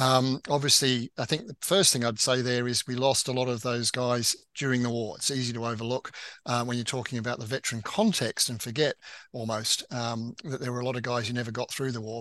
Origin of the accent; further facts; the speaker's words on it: Australia; moved away; also born or lived in United Kingdom; I lived in the UK, although I'm Australian, um, for 30 years